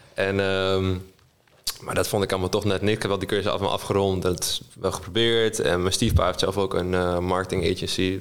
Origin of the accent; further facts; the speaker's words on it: Almere, Flevoland, Netherlands; also born or lived in Diemen; now in Amsterdam, Netherlands; geboren en getogen in Almere